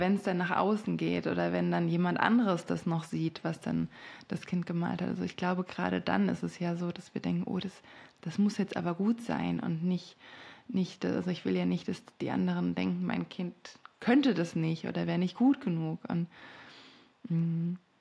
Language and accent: German; France; moved away; ich bin in Frankreich aufgewachsen